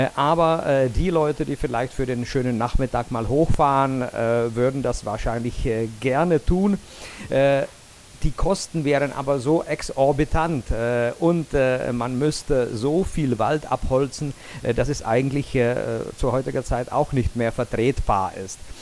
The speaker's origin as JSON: {"language": "German", "town": "Jablonec nad Nisou", "region": "Liberec Region", "country": "Czechia", "tie": "born or raised there", "said": "in meiner Geburtsstadt Jablonetz"}